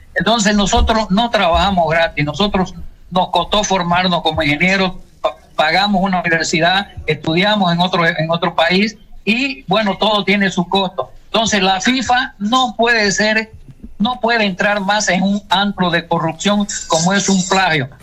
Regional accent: Santa Cruz de la Sierra, Santa Cruz, Bolivia; also born or lived in Ponta Grossa, Brazil; now in Asunción, Paraguay; el campeonato cruceño de ahí de mi ciudad

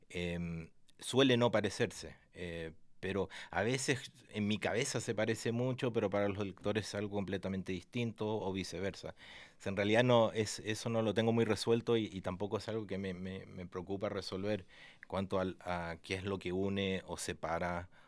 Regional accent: Argentina; also born or lived in United States; nací en Estados Unidos, mi viejo es gringo, mi mamá es argentina y me crié en Latinoamérica, especialmente Argentina, pero llevo acá desde el 2005 que estoy acá.

